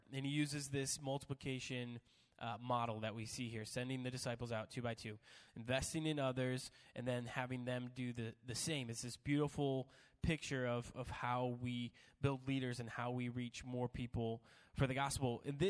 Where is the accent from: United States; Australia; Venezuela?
United States; the South; I can say that because I'm from the South.